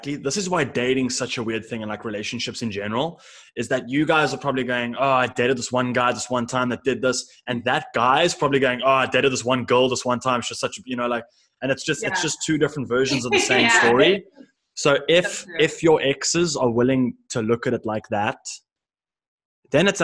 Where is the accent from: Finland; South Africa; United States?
South Africa; also born or lived in Cape Town; I'm originally from South Africa